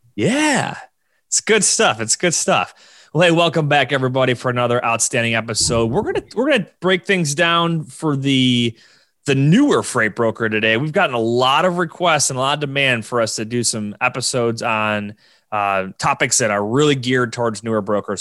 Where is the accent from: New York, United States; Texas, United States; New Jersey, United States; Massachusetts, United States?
New York, United States; Buffalo; my hometown of Buffalo, New York